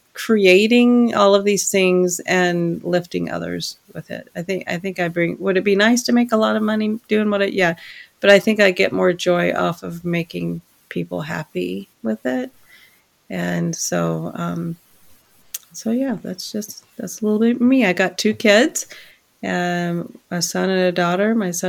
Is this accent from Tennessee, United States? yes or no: yes; Maryville, Tennessee, United States; born there; So I was born in Maryville, Tennessee, once upon a never mind. and we moved around a lot because my dad was just that way.